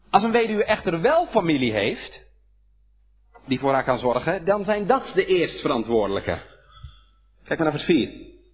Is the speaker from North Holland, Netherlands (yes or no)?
no; Hedel, Gelderland, Netherlands; Bij ons in Hedel